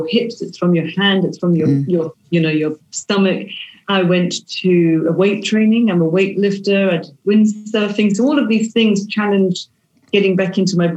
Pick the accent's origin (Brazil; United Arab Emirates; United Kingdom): United Kingdom; we're British